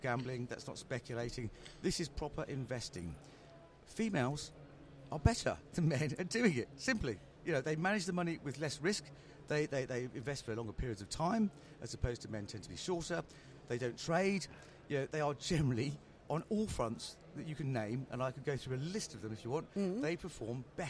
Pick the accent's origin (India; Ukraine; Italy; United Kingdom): United Kingdom; Worcestershire, West Midlands; moved away; I'm originally from Worcestershire